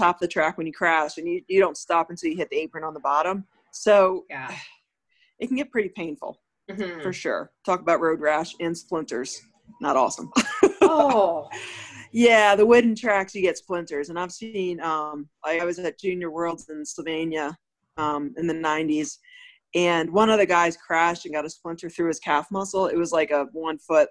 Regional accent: Delaware, United States; I'm from Delaware

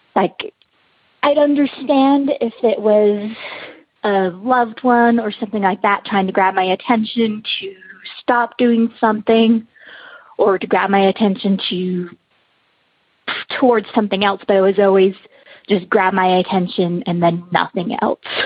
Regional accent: Utah, United States; I'm from Utah.

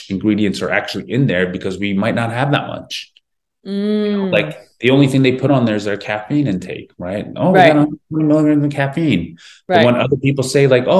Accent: Philadelphia, Pennsylvania, United States; moved away as an adult; also born or lived in New York; it's my hometown, Philly

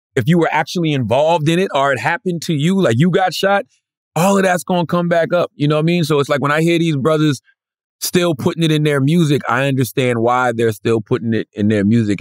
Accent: Moncks Corner, South Carolina, United States; my hometown of Moncks Corner, South Carolina

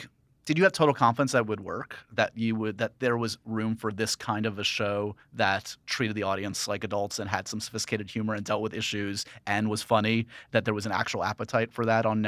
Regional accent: New York, United States; And especially as like a New Yorker myself growing up, like, yeah, this is the same guy we've had for my entire life.

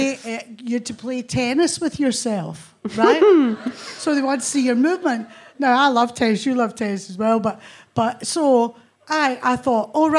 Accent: Motherwell, Scotland, United Kingdom; We had a council house in Newt Hill outside Motherwell

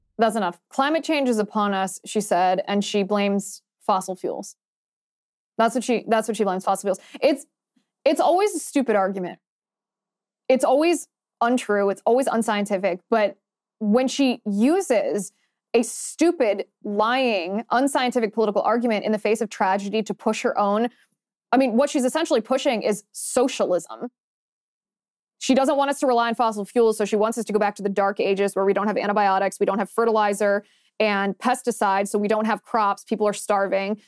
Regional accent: Ohio, United States; moved away; I grew up in the Midwest

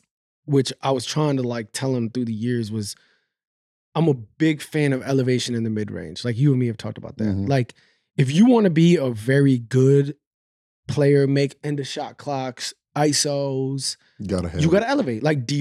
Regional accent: New York, United States; I'm a New York, you know, I'm from New York.

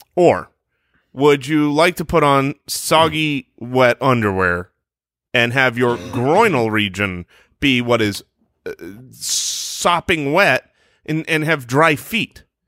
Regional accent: Arizona, United States; born or raised there

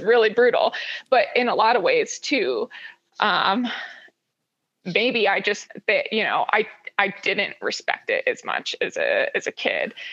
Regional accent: Honokaa, Hawaii, United States; also born or lived in Honolulu, Oahu, Hawaii; now in Boulder, United States; I grew up in Honoka'a Waimea area, and it's just as country as it gets

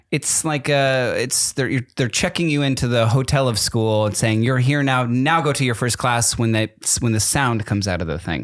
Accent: East Coast, United States; I grew up on the East Coast

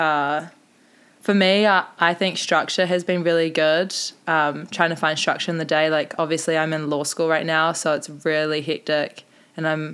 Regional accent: South Island, New Zealand; now in Mount Maunganui, New Zealand; I'm from the South Island, which is, like, strictly indoor, not much beach

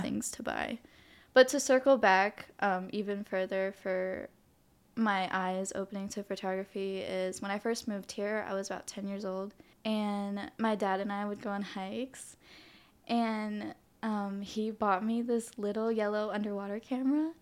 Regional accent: Hawaii, United States; also born or lived in New Jersey; I was born here in Hawaii, And I semi spent elementary school in the mainland in New Jersey 'cause that's where my parents are from, but I came back when I was ten

